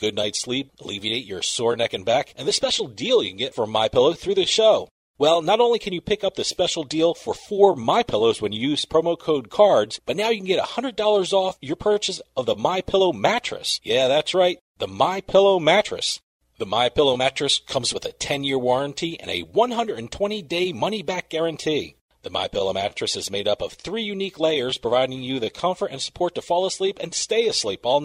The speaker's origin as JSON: {"language": "English", "region": "New Jersey", "country": "United States", "said": "I'm from New Jersey, so I've been around casinos all my life."}